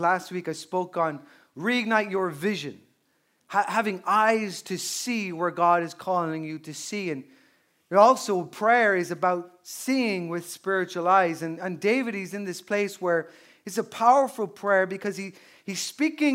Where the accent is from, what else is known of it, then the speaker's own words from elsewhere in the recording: Newbridge, Leinster, Ireland; my hometown of Newbridge and Kildare, which is a small town